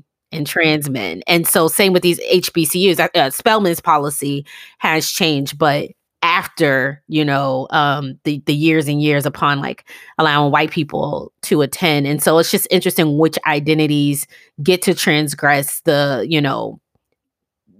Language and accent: English; New York City, New York, United States; I grew up in Brooklyn. My Brooklyn didn't look anything like the Cosby's Brooklyn.